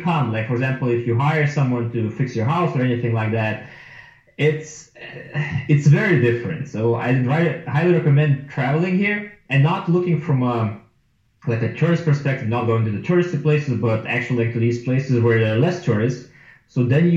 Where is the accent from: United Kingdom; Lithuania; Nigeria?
Lithuania; moved away as an adult; now in Vietnam; I'm from Lithuania.